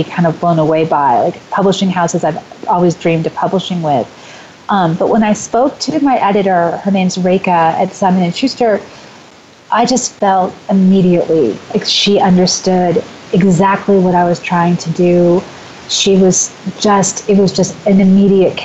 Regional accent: California, United States; moved away as an adult; also born or lived in Portland; now in Des Moines, United States; I'm from California. I lived in Portland for a while, and then I moved right back to California because I love it so much.

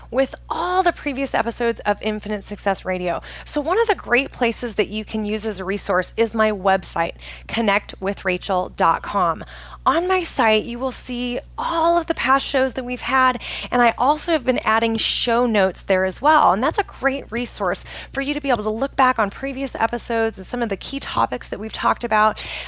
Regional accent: Oregon, United States; moved away as an adult; I grew up in Oregon

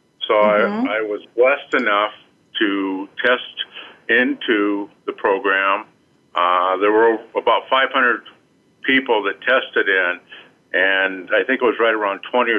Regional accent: Iowa, United States; even growing up in Iowa

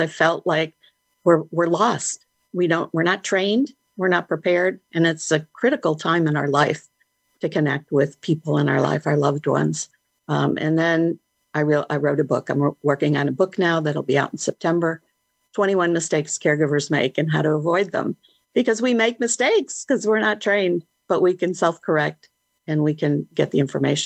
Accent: Chicago, Illinois, United States; I was born in Chicago

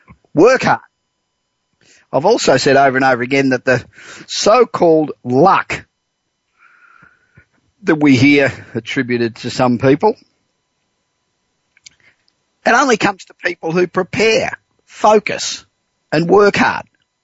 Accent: Los Angeles, California, United States; Coming to you this week from my hometown of Los Angeles.

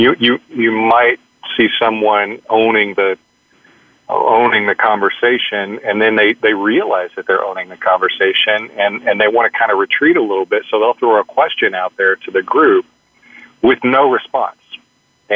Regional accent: Arkansas, United States; now in Dallas, United States; my home state is Arkansas

